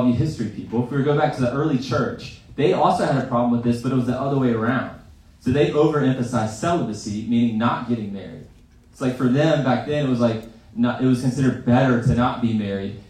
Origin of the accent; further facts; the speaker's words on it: Greenville, South Carolina, United States; I grew up in Greenville.